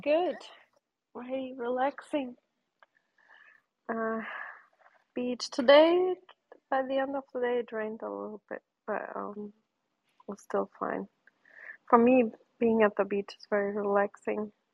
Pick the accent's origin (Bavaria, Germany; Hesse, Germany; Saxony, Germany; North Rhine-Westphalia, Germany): North Rhine-Westphalia, Germany; Bochum; moved away; I grew up in Bochum.